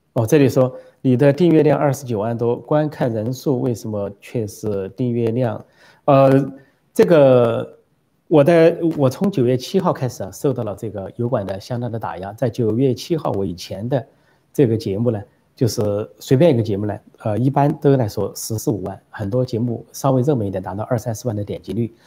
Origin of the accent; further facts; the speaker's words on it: Sichuan, China; moved away; also born or lived in Shanghai / Guangzhou; 我是四川人，回家四川话